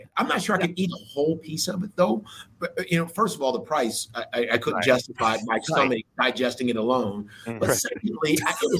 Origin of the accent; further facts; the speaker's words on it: Ohio, United States; I'm from Ohio